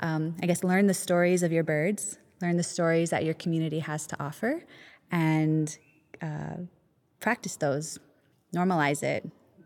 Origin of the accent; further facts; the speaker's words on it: Hawaii, United States; I'm from Hawaii. This is my home. This is my place. This is where I'm going to live my whole life.